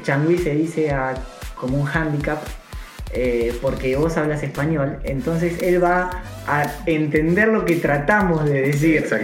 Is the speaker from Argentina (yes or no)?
yes; Argentina; moved away as an adult; now in Copenhagen, Denmark; yo como argentino